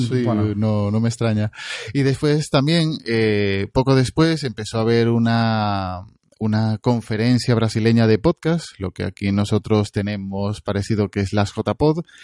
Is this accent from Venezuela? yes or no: yes; Venezuela; moved away; soy venezolano y ya escuchaba en Venezuela